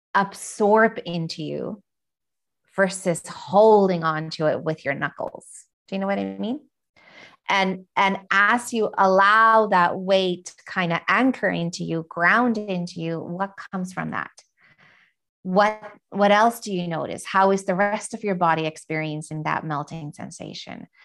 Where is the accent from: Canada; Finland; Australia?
Finland; I'm from Finland